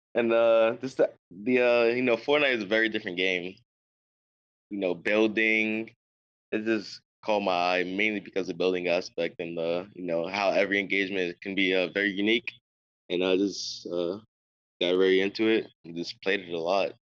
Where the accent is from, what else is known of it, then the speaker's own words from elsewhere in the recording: New York, United States; I'm from New York